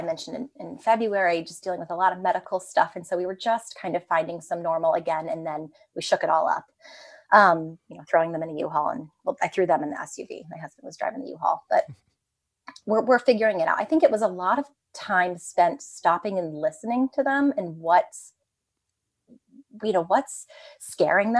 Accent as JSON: {"language": "English", "region": "Ohio", "country": "United States", "tie": "born or raised there", "also_born_or_lived": "New York City", "moved": "yes", "said": "we grew up in the suburbs. We grew up in Ohio"}